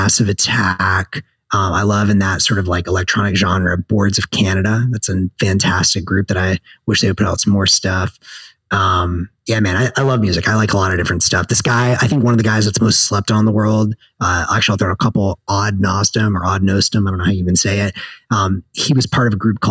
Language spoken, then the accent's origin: English; the South, United States; I'm from the South